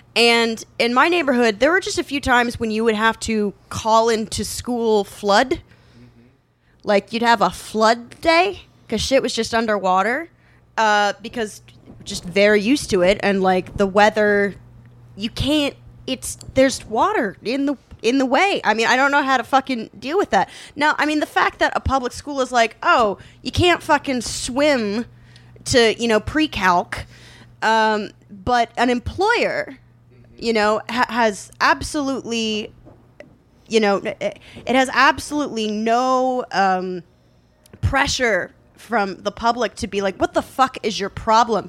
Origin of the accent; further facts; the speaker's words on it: Indiana, United States; I grew up in Indiana